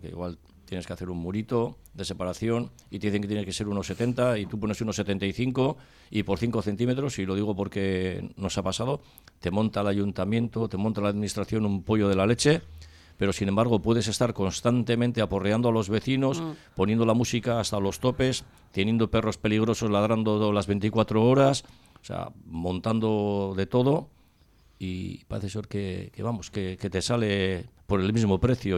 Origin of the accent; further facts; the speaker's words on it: Cáceres, Extremadura, Spain; now in Basque Country, Spain; yo soy de Cáceres y he venido a, al País Vasco